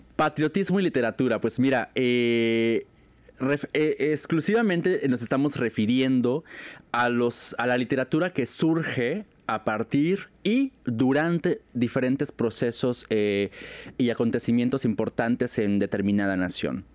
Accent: Mexico; qué somos los mexicanos

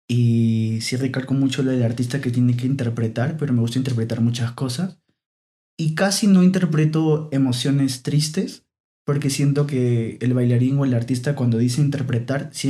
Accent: Lima, Peru; Sí, toda mi vida nací en, estuve viviendo en Lima.

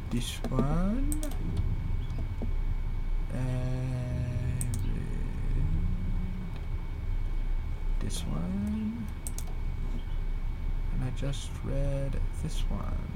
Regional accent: Texas, United States; Back when I was a kid growing up in South Texas, about 10 years old or so, I used to spend the night

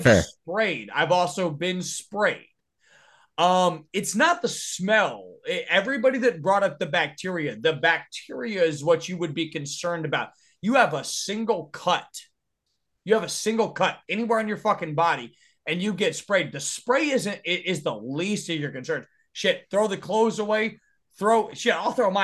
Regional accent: United States; also born or lived in Texas / Louisiana / Arkansas; I've been born and raised in Texas, Louisiana, and Arkansas for my whole fucking life.

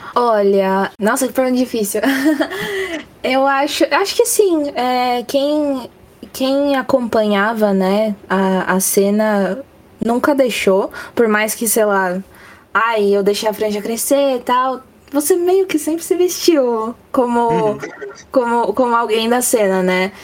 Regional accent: ABC Paulista, São Paulo, Brazil; Eu sou do Ninho Mais Emo de São Paulo, ABC Paulista.

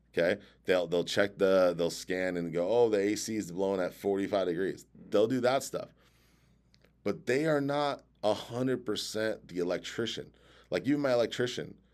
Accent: San Diego, California, United States; I grew up in San Diego

